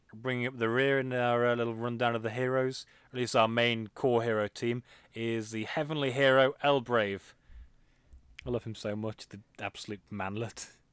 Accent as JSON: {"language": "English", "region": "England", "country": "United Kingdom", "said": "I'm I'm English"}